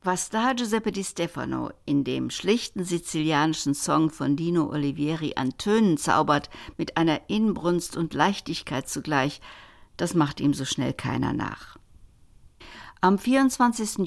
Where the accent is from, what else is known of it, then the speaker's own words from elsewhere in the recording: Cologne, North Rhine-Westphalia, Germany; komme ich aus Köln